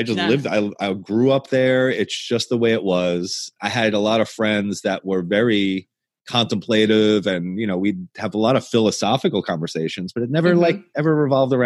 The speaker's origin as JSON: {"language": "English", "region": "the North", "country": "United States", "moved": "yes", "lives_now": "Southern US (Bible Belt)", "said": "we're both from the North"}